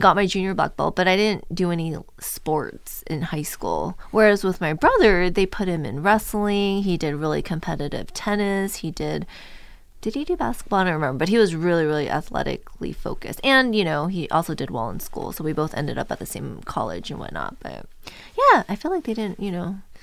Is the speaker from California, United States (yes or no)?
yes; Orange County, California, United States; I grew up in Orange County, so really close